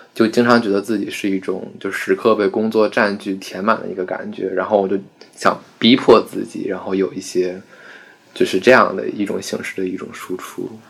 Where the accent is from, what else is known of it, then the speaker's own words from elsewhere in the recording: Beijing, China; 我家是延庆的，延庆就是在北京是一个存在感最低，最低的一个地方